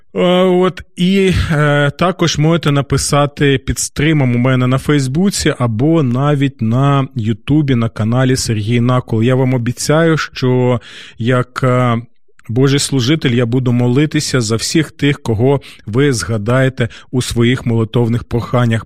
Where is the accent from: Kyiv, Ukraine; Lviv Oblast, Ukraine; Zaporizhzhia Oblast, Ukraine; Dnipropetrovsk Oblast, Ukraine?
Kyiv, Ukraine; нашого рідного міста, нашої столиці